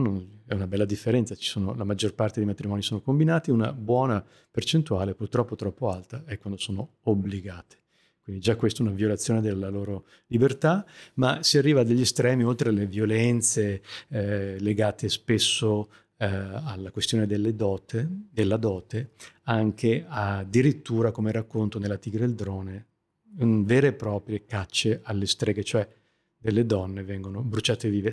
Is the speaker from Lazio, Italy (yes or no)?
no; Vicenza area, Veneto, Italy; also born or lived in Mexico; now in India; poco lontano da dove sono cresciuto io, nel Vicentino